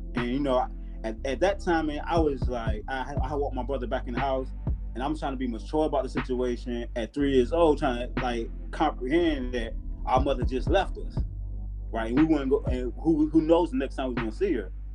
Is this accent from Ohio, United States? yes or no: no; Portsmouth, Virginia, United States; moved away as an adult; I'm from Portsmouth, Virginia